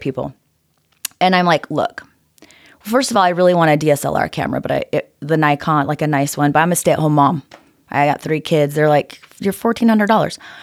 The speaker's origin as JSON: {"language": "English", "town": "Orem", "region": "Utah", "country": "United States", "tie": "born or raised there", "said": "Grew up right here in Orem, Utah."}